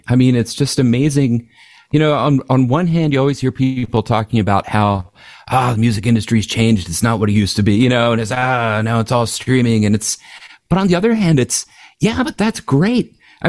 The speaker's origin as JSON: {"language": "English", "town": "Philadelphia", "region": "Pennsylvania", "country": "United States", "tie": "born or raised there", "lives_now": "Havertown, United States", "said": "I grew up in Northeast Philly, so definitely Philadelphia native. Grew up there from about, you know, being a baby up till probably when I was about 13. And my parents moved out to Havertown, which is where I live now."}